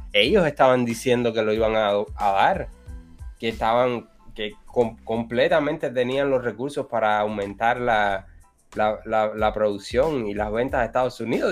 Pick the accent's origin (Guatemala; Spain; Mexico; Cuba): Cuba; Ciego de Ávila; llego a Ciudad de Ávila, que es donde yo vivo